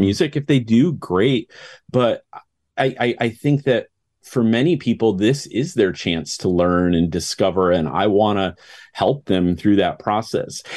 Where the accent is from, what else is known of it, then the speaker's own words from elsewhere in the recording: United States; I'm an American conductor.